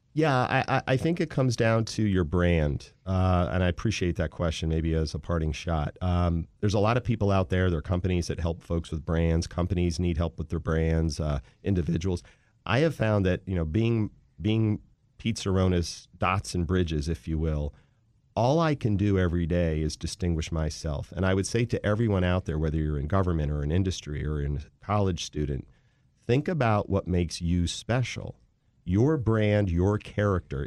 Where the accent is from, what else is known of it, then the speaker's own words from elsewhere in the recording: Wheaton, Maryland, United States; also born or lived in Philadelphia, Pennsylvania / Washington, D.C.; I grew up in the D M V in a town called Wheaton, Maryland